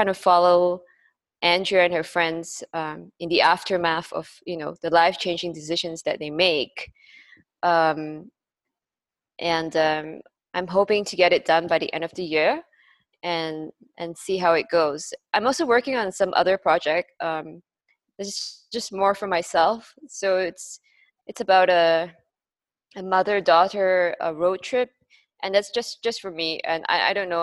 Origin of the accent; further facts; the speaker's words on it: Malaysia; moved away; also born or lived in Singapore; my home country, Malaysia